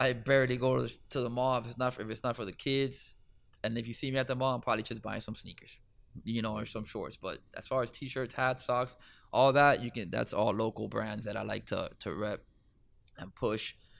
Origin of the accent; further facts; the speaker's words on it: Miami, Florida, United States; I'm from Miami.